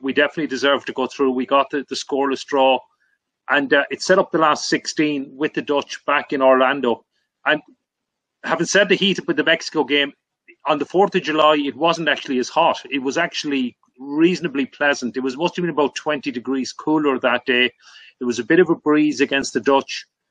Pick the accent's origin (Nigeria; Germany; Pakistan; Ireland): Ireland; Limerick, Munster; Limerick, my hometown